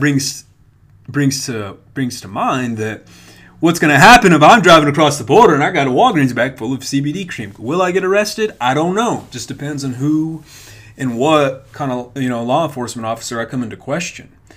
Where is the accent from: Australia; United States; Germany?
United States; Hobbs, New Mexico; now in Lubbock, United States; my hometown of Hobbs